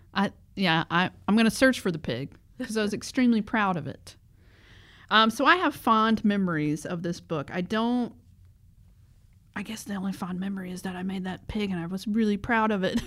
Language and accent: English; the South, United States; I was raised in the South